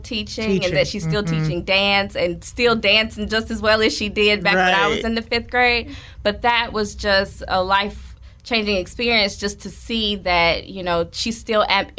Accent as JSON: {"language": "English", "town": "Winston-Salem", "region": "North Carolina", "country": "United States", "tie": "born or raised there", "said": "I grew up in Winston-Salem."}